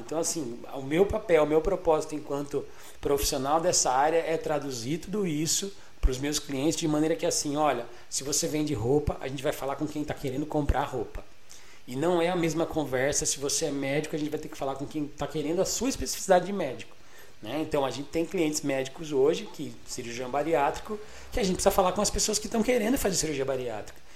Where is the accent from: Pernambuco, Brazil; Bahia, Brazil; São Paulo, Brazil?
São Paulo, Brazil; Botucatu; eu nasci em São Paulo, né? na Bela Vista, eu vim para Botucatu em 1989